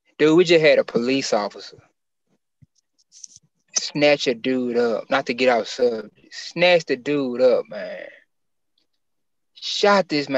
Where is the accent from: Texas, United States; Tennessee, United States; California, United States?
Tennessee, United States; Memphis; I'm from North Memphis, but it's just been the whole city